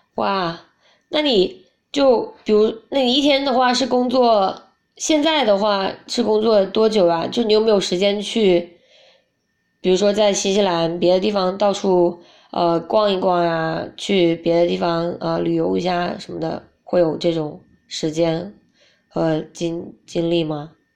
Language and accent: Chinese; China; 不想当中国人